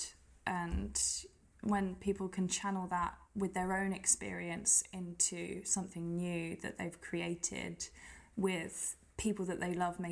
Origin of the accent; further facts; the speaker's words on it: Gillingham, South East England, United Kingdom; moved away as an adult; also born or lived in France / Birmingham; now in London, United Kingdom; I grew up in Kent, so I grew up in a little town called Gillingham